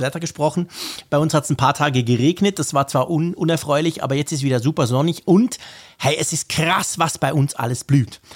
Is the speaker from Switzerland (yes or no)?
yes; Switzerland; ich bin Schweizer